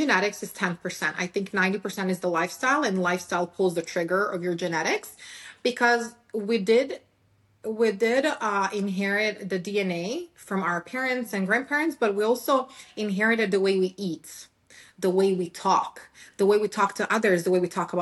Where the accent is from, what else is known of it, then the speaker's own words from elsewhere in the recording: Serbia; English is a second language; moved away as an adult; now in United States; I was born and raised in Serbia